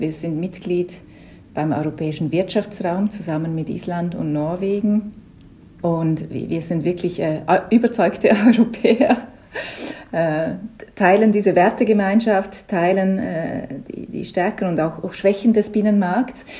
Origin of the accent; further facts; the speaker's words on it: Liechtenstein; accent: Liechtenstein dialect; first language Liechtenstein German dialect; now in Berlin, Germany; Muttersprache ist ein lichtensteinischer Dialekt